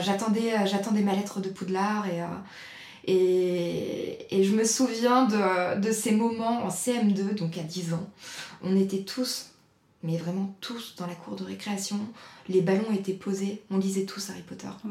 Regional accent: Nantes area, Pays de la Loire, France; also born or lived in Nord, France; now in Vendée, France; j'ai grandi principalement en région nantaise avec ma famille

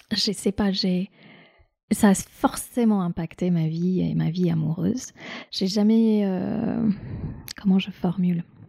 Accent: India; moved away; j'ai grandi en Inde

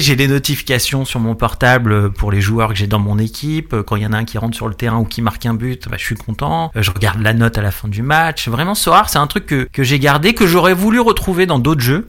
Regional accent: Paris region, Île-de-France, France; je suis de région parisienne

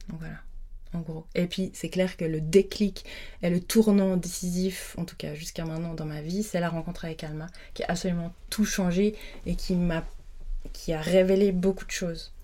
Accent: Lutry, Vaud, Switzerland; j'ai grandi à Lutry, donc j'habitais la semaine à Lutry

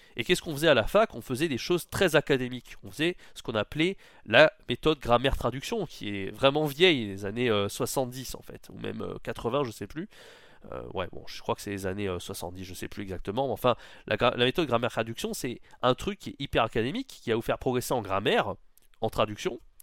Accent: France; first language French; on est français, c'est notre langue maternelle

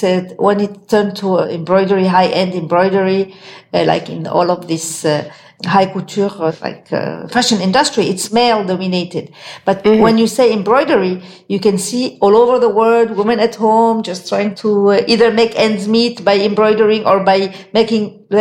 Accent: Nice, Provence-Alpes-Côte d'Azur, France; also born or lived in Cairo, Egypt; now in New York, United States; I am born in Cairo and I grew up in France

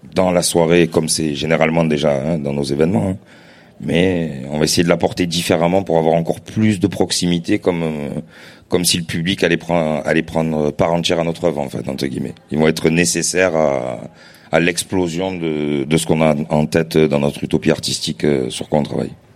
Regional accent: Marseille, Provence-Alpes-Côte d'Azur, France; en tant que Marseillais

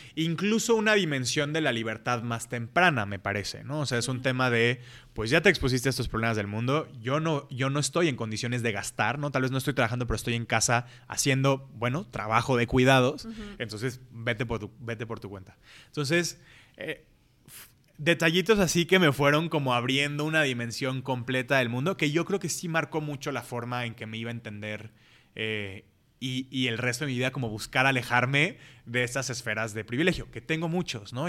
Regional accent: Colima, Mexico; now in Guadalajara, Mexico; yo crecí en Colima, conocí a todo mundo

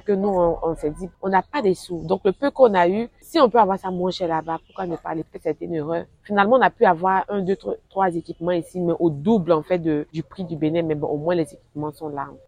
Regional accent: western Côte d'Ivoire, Côte d’Ivoire; now in Abidjan, Côte d'Ivoire; je viens de l'Ouest de la Côte d'Ivoire

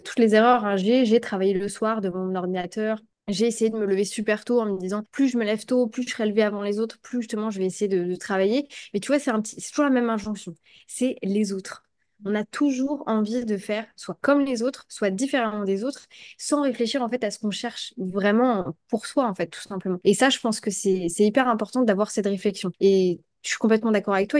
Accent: Brest, Brittany, France; now in Thailand; chez moi à Brest

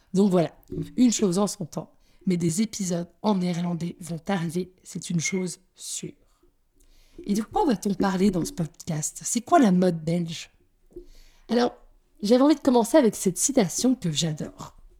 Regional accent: Paris, Île-de-France, France; moved away as an adult; now in Antwerp, Belgium; je suis française, née à Paris

